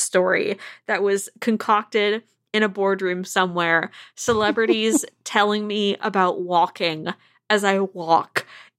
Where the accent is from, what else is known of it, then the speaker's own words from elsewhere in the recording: Port Townsend, Washington, United States; In my hometown of Port Townsend, Washington